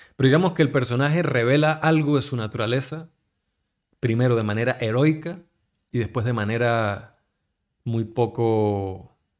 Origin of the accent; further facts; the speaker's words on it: Táchira, Venezuela; moved away as an adult; now in Spain; nosotros que somos gochos, somos de Táchira